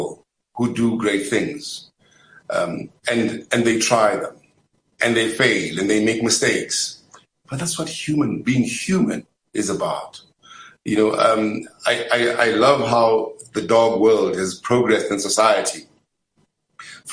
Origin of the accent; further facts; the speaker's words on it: Springs, Gauteng, South Africa; I grew up in Springs